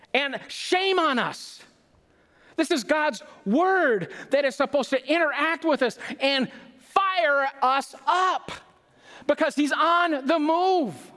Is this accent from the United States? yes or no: yes; Minnesota, United States; we're Minnesotans.